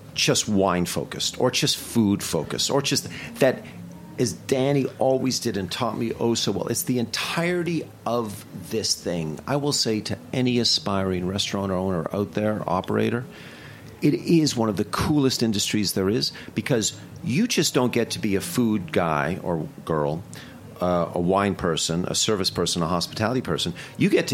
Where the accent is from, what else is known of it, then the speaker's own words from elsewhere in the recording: Toronto, Ontario, Canada; moved away as an adult; now in New York, United States; growing up in Toronto